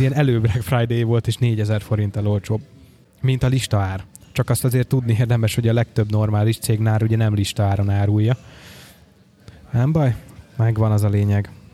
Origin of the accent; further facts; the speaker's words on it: Nagyvázsony, Veszprém County, Hungary; moved away; otthon Nagyvázsonyban